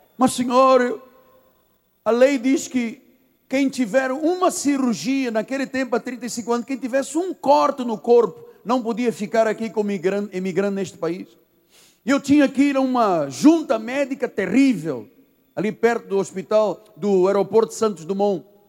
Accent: Angola; also born or lived in Portugal; now in Brazil; Ah, eu sou de Angola, vim de Portugal

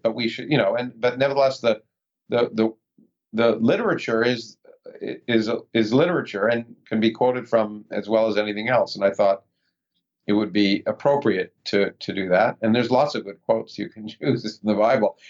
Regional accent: Toronto, Ontario, Canada; moved away as an adult; also born or lived in Ottawa, Canada; now in United States; I was born in the United States, but I grew up in Toronto.

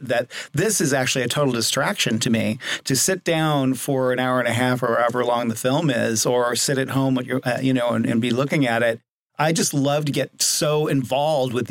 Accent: Los Angeles, California, United States; born or raised there; also born or lived in Seattle

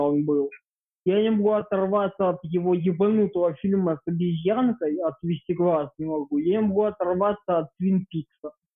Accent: Ukraine; По паспорту я украинец.

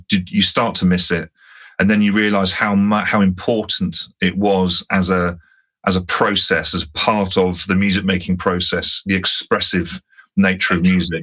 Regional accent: London, United Kingdom; moved away as an adult; now in South Coast, United Kingdom; still as a Londoner, I need to be close enough to be able to just jump in the car and go, bosh, I'm back in on home turf

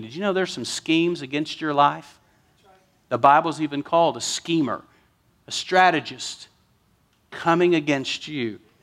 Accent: West Texas, United States; I'm from West Texas.

